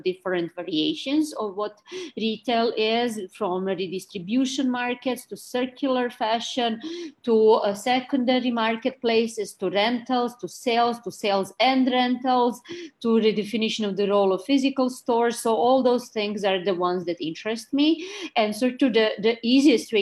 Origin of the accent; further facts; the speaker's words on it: Belgrade, Serbia; moved away as an adult; now in New York, United States; I'm Serbian. I came from Belgrade to do my master's and my PhD